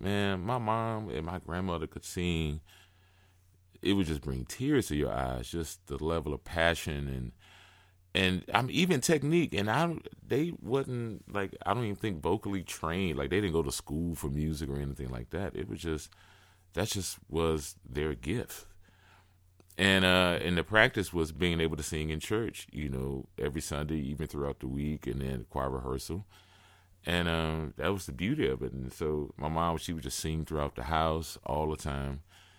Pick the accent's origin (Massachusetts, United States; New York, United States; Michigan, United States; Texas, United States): Texas, United States; Houston; Yeah, I grew up in Houston.